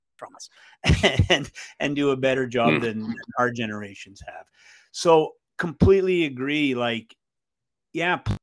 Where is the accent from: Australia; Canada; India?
Canada; Montreal, Quebec; I grew up in East End, Montreal